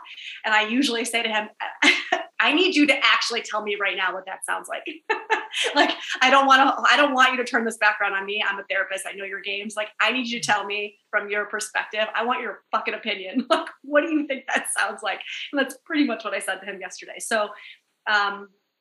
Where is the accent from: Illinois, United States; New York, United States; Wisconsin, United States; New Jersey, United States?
New York, United States; New York City; I'm a New Yorker.